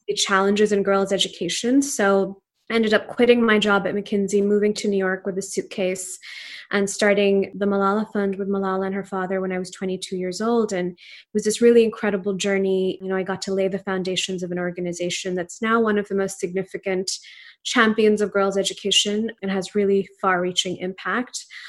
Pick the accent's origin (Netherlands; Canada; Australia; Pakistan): Pakistan; first language Urdu; English is a second language; moved away as an adult; now in United States; family in Pakistan, and I grew up there until I was eighteen years old